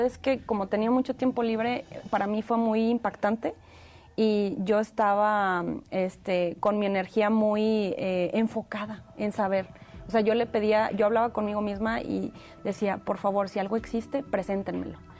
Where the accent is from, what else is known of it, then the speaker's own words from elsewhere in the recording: Monterrey, Nuevo León, Mexico; moved away; yo soy originaria de Monterrey, Nuevo León, México